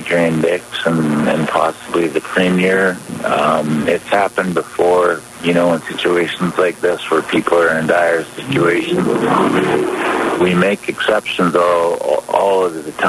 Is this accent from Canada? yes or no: yes; British Columbia, Canada; ourselves as British Columbians and Canadians